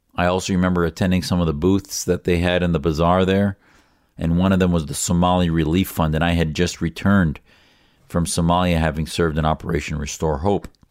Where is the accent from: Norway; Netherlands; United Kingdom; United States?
United States; as an American